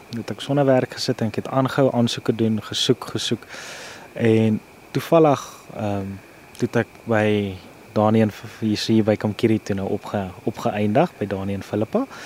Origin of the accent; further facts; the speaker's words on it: Pretoria, Gauteng, South Africa; also born or lived in Kakamas, Northern Cape; now in Northern Cape, South Africa; ek kom oorspronklik van Pretoria af en ek is nou heidaglik hierso by Kamkerie in die Noord-Kaap